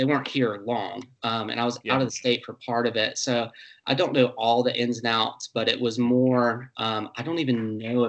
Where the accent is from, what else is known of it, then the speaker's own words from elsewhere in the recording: Greenville, United States; I was born in Greenville. I'm 38 now, and I've spent probably about 29, 30 years of my life in Greenville.